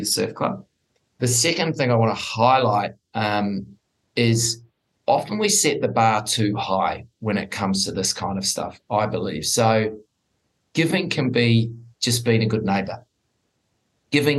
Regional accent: New Zealand; now in Sydney, Australia; I am originally from New Zealand

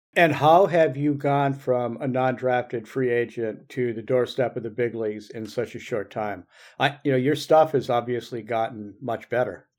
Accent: Michigan, United States; moved away; which is my home state originally

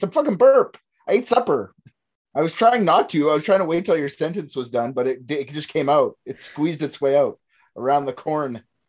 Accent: Canada

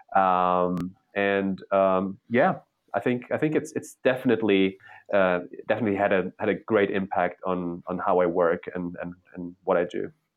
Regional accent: Germany; moved away as an adult; also born or lived in Poland / Berlin, Germany; now in New York, United States; I was born in Poland during socialism. I was raised in, in capitalist East, uh, Western Germany.

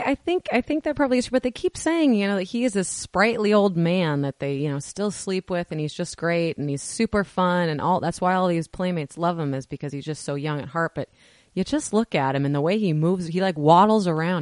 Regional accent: Washington, United States; moved away; We are from Washington originally

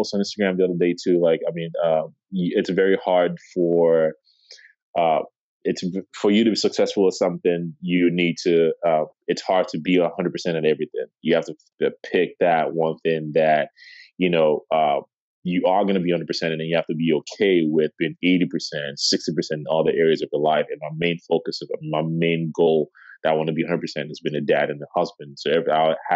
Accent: Chicago, Illinois, United States; moved away; originally I'm from Chicago

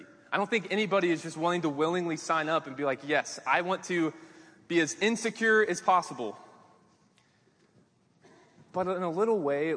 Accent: Kansas City, United States; moved away as an adult; also born or lived in Arkansas; I grew up in Kansas City

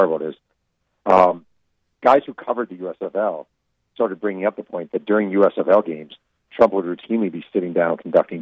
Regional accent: New York, United States; I grew up in New York

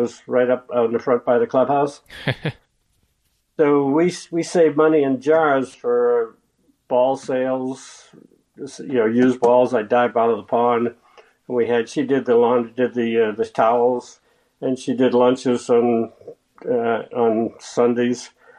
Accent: Massachusetts, United States; We were in a golf family. My dad was a club pro in New England, and I got a caddy scholarship.

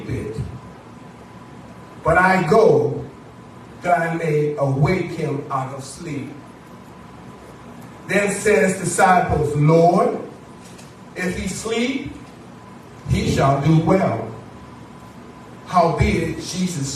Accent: United States; We are African American

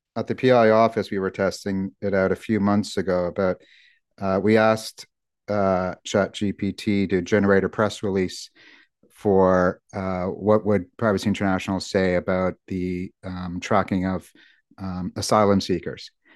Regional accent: United States; now in United Kingdom; as an American

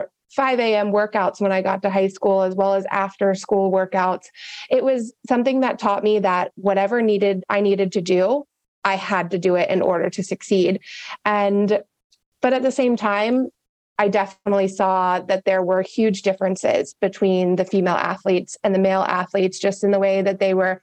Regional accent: Atlanta, Georgia, United States; I am born and raised in Atlanta, Georgia. So a little Southern Belle over here.

